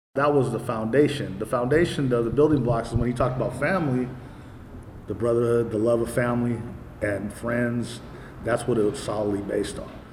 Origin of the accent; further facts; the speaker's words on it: Hayward, California, United States; my mom's house where I grew up in Hayward